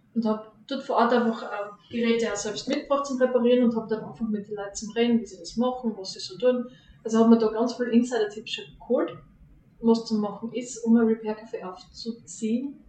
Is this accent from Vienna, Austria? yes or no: no; Hartberg, Styria, Austria; moved away as an adult; now in Premstätten, Austria; Ich bin in Hartberg aufgewachsen